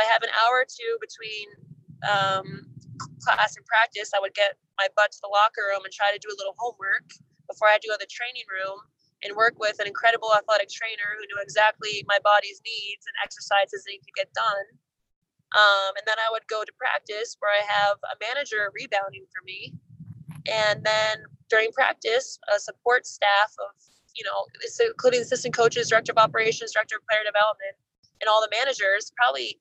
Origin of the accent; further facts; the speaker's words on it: New York, United States; moved away as an adult; being a New Yorker growing up in a more, aggressive, pressurized environment